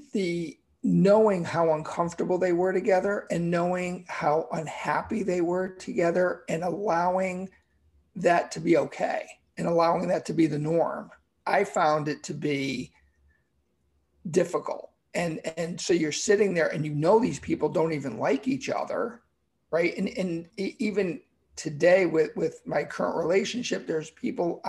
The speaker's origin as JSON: {"language": "English", "region": "Connecticut", "country": "United States", "tie": "born or raised there"}